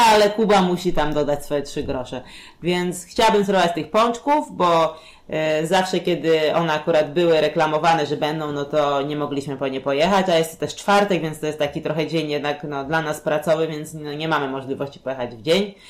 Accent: Warsaw, Masovian Voivodeship, Poland; u nas w Warszawie

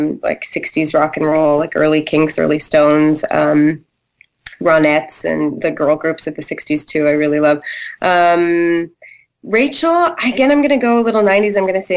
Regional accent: Canada; I grew up in Canada

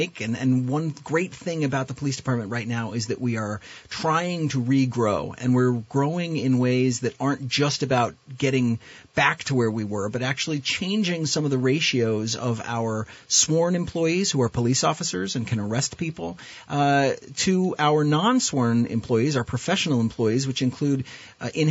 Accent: Underhill, Vermont, United States; born or raised there; also born or lived in Burlington, Vermont

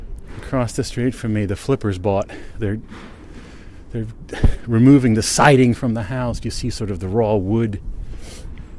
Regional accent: Bridgewater, New Jersey, United States; the local newspaper where I grew up in Bridgewater, New Jersey

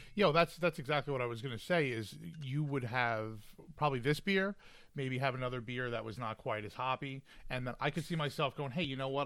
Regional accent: Huntington, New York, United States; I grew up in Huntington and spent a lot of time in Huntington Bay

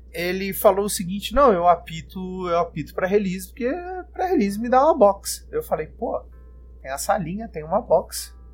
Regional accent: Florianópolis, Santa Catarina, Brazil; born there; now in Brasília, Brazil; Eu sou nascido em Florianópolis, mas hoje eu moro em Brasília, moro aqui há seis anos.

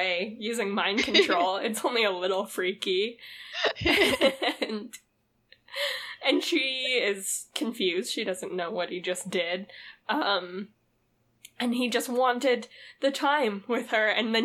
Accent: Utah, United States; There's literally a town in our state called Hurricane

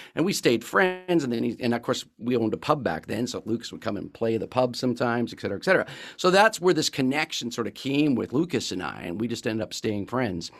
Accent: Qualicum Beach, British Columbia, Canada; I grew up in the island as well, I grew up in Qualicum Beach.

